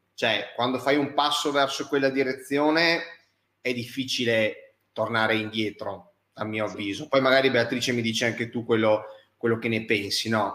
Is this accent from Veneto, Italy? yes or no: yes; Verona, Veneto, Italy; io che vengo, che, che sono di Verona